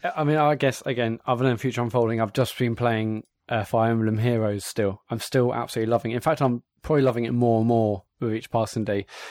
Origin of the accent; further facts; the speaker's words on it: Bognor Regis, South East England, United Kingdom; I'm from Bognor Beach as a seaside town, and I spent you know countless summers and weeks, days, months in the arcades